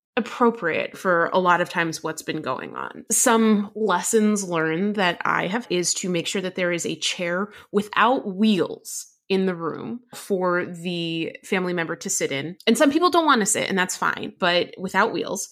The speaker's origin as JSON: {"language": "English", "region": "New Jersey", "country": "United States", "tie": "born or raised there", "said": "I grew up in New Jersey"}